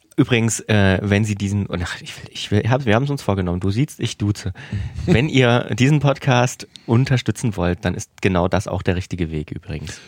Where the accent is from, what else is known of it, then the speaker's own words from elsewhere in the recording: southern Thuringia, Germany; ich komme ja auch vom Dorf und ich würde das Vogtland einfach mal so auch mit der Region Südthüringen, wo ich herkomme